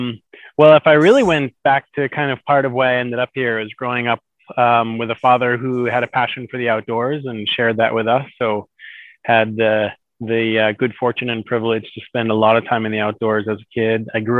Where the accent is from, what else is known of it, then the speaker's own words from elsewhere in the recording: middle of Massachusetts, United States; moved away as an adult; also born or lived in Maine, United States; now in Minakami, Japan; So I was born about 45 minutes outside of Boston, the middle of Massachusetts. But from about when I was in junior high school, we had a beach home in Maine, and my parents moved up to Maine.